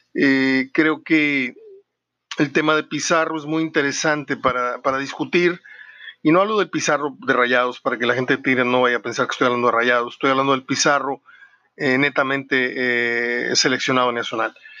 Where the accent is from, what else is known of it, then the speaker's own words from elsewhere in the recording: Mexico; also born or lived in Monterrey / Mexico City / San Luis Potosí; realmente yo quiero mucho mi tierra, quiero mucho a Monterrey, quiero mucho a la Ciudad de México, mis dos ciudades favoritas, y, San Luis Potosí, que es la otra en la que he pasado temporadas de mi vida importantes